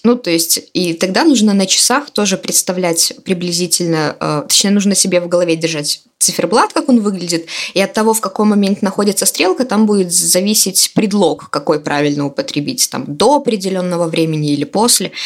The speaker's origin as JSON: {"language": "Russian", "region": "Minsk", "country": "Belarus", "said": "я из Минска"}